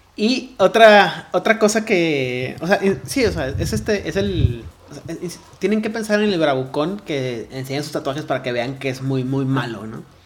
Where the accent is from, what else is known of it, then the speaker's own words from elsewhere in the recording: Ciudad Juárez, Chihuahua, Mexico; yo tampoco nací en Juárez, pero soy de Juárez